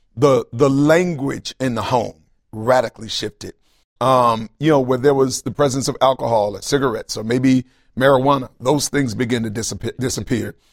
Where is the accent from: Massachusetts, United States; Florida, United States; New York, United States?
Florida, United States; Tallahassee; I grew up in Tallahassee, Florida. Uh, that's kind of where I was born and raised